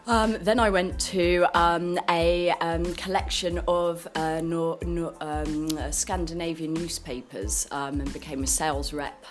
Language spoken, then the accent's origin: English; Guildford, South East England, United Kingdom; I come from Guildford. I've lived in Guildford all my life. Um, I went to local schools around Guildford